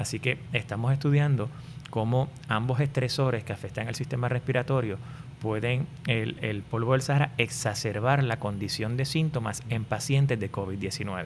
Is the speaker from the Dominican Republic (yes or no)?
no; Puerto Rico; yo soy nacido y criado en, en Puerto Rico